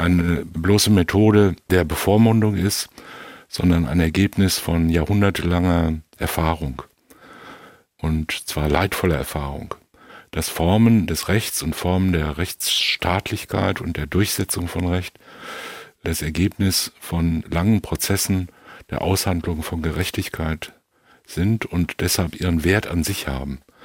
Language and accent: German; near Enkhausen in the Sauerland, North Rhine-Westphalia, Germany; Das ist nicht weit von meinem Heimatort entfernt